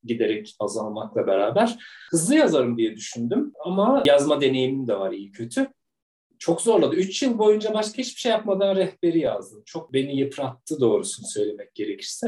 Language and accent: Turkish; Gürün, Sivas Province, Turkey; now in Istanbul, Turkey; ben ilkokula küçük bir Anadolu kasabasında başladım. Sivas'ın Gürün kasabası.